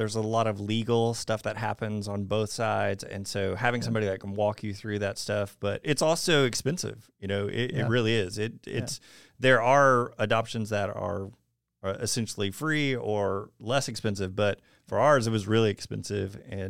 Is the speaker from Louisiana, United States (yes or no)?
no; Texas, United States; born there; I was born in Texas, but I may be the only Texan who doesn't claim it.